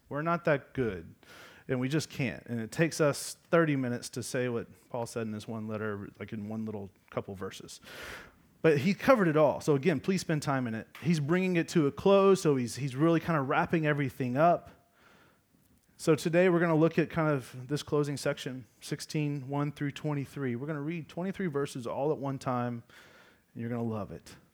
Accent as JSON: {"language": "English", "region": "Georgia", "country": "United States", "said": "I'm, I'm from Georgia"}